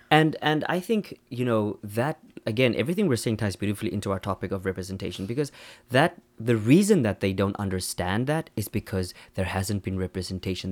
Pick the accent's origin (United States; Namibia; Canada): Namibia; also born or lived in South Africa; now in Seoul, South Korea; we're South African, Namibian, Kim is South African, I'm Namibian, I'm also South African